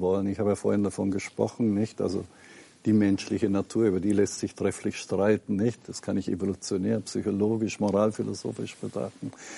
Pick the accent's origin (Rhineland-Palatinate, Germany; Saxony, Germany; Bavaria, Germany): Bavaria, Germany; Lower; wo ich aufgewachsen bin, ne, in einer protestantischen kleinen Gemeinde in Niederbayern